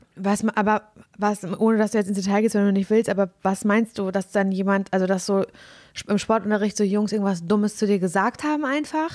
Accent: East Germany, Germany; ich bin ja im, ähm, im Osten groß geworden

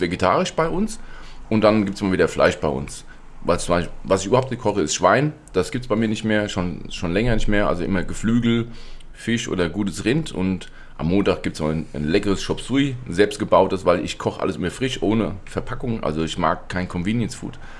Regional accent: Hesse, Germany; wie es bei uns in Hessen heißt

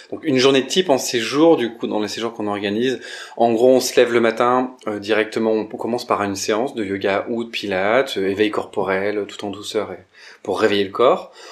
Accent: Romans-sur-Isère, Auvergne-Rhône-Alpes, France; now in Lyon, France; à Romans-sur-Isère de là d'où je viens

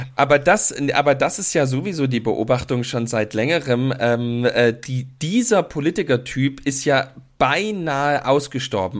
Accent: East Germany, Germany; als Ossi-Kind

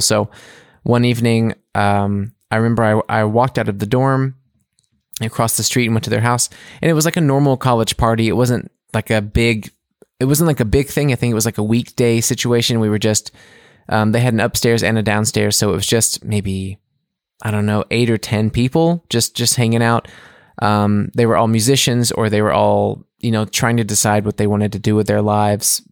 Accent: United States; moved away as an adult; now in Munich, Germany; as an American

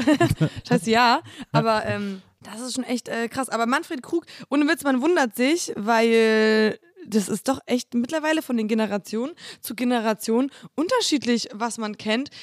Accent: Poland; moved away; in meine Heimat fahren, weil ich wollte eigentlich gerne viel äh, mehr da arbeiten

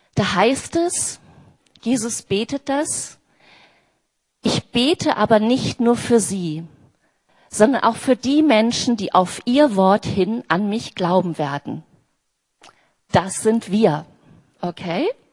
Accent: near Bielefeld, North Rhine-Westphalia, Germany; now in Berlin, Germany; Ich bin seit 1987 in Berlin. Ich komme aus der Nähe von Bielefeld.

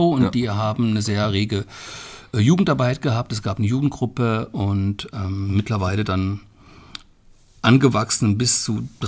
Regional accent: Hesse, Germany; Klar, ich bin noch auf Biber äh, groß geworden, wobei groß geworden in meinem Falle ja nicht die richtige Bezeichnung ist. Ich bin dort aufgewachsen.

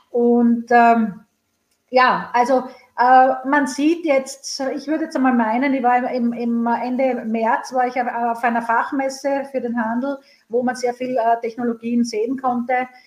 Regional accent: Graz, Styria, Austria; born there; now in Vienna, Austria; In meiner Geburtsstadt Graz gibt es äh, meinen geliebten Carsten und Öler.

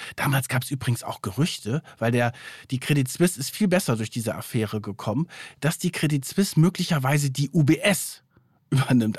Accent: Germany; bei uns in Deutschland

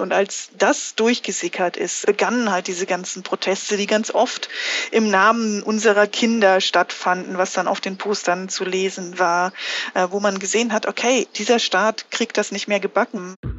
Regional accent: Wittenberg, Saxony-Anhalt, Germany; moved away as an adult; also born or lived in Minsk, Belarus / Freiburg; in meiner Heimatstadt Wittenberg

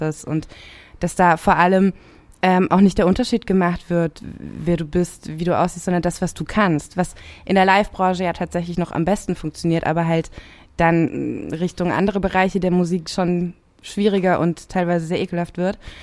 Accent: Rhineland-Palatinate, Germany; ich bin in der Pfalz groß geworden

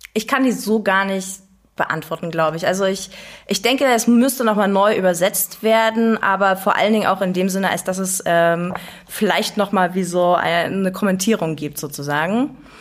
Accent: Dresden, Saxony, Germany; now in Leipzig, Germany; ich komme aus Dresden, im Tal der Ahnungslosen

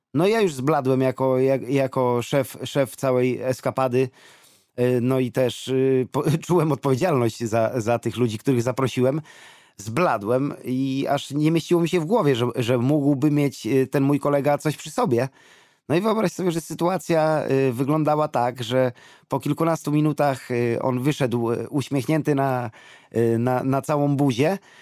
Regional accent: Poland; my z Polski, z Europy

